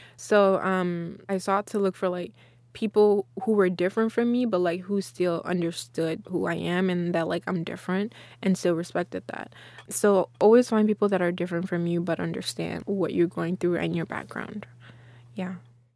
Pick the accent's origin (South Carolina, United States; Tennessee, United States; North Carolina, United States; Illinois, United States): Tennessee, United States; Memphis; also born or lived in Guinea / Texas; now in Austin, United States; I grew up in Memphis in Tennessee